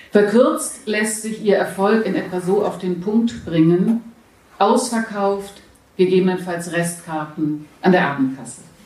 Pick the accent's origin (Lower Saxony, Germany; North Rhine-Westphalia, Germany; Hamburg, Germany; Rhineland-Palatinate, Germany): Hamburg, Germany; now in Berlin, Germany; Ich komme aus Hamburg ursprünglich